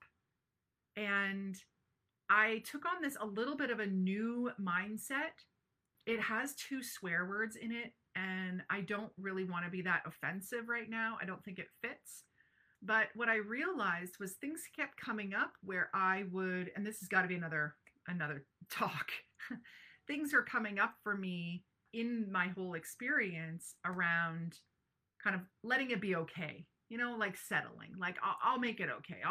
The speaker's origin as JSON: {"language": "English", "town": "Brantford", "region": "Ontario", "country": "Canada", "tie": "born or raised there", "said": "my hometown of Brantford, Ontario"}